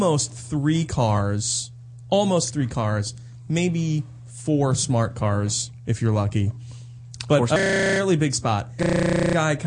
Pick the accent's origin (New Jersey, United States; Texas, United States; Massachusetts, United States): New Jersey, United States; Camden; I was born in Camden